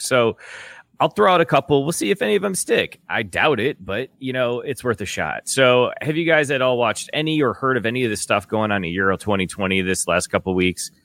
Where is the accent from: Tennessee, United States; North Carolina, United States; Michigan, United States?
Michigan, United States; my home state of Michigan